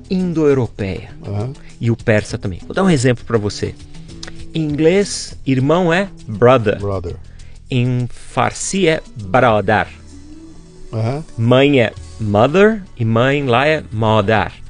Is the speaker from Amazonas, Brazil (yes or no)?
no; São Paulo, Brazil; nasci aqui em São